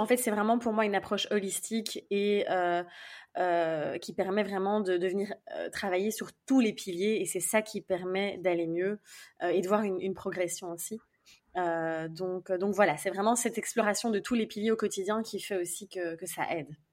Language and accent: French; Belgium; je suis en Belgique, donc je suis belge évidemment de base